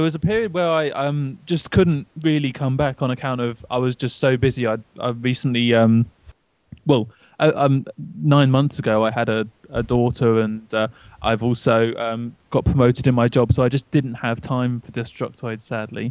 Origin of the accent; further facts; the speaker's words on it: United Kingdom; I'm British